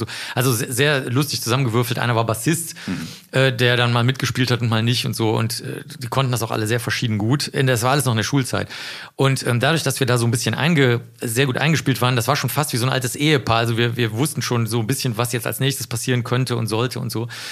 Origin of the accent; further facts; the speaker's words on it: Cologne, North Rhine-Westphalia, Germany; also born or lived in Rosenheim; ich komme ja aus dem Stadtteil Zollstock in Köln